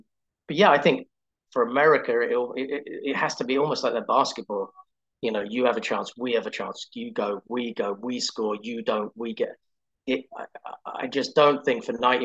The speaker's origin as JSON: {"language": "English", "region": "England", "country": "United Kingdom", "moved": "yes", "lives_now": "Pittsburgh, United States", "said": "I'm English"}